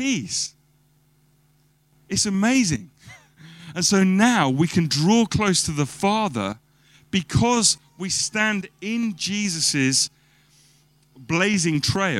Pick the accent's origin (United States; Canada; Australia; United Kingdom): United Kingdom; as British people